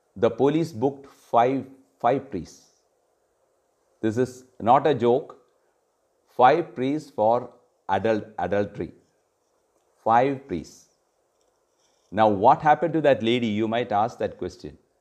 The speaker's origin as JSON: {"language": "English", "region": "Kerala", "country": "India", "said": "In Kerala, I come from Kerala"}